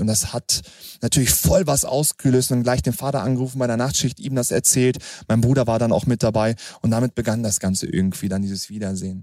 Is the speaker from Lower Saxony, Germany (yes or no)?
yes; Hanover, Lower Saxony, Germany; dass ich dann wirklich in Frieden zur Welt kommen durfte. Das war in Hannover